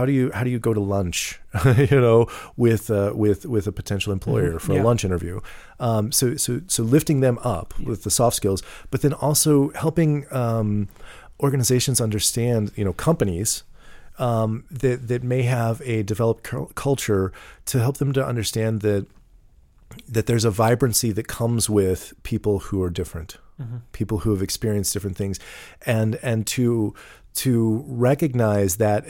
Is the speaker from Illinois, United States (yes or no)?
no; Missouri, United States; Because I grew up in these in St. Charles County, because I went to private school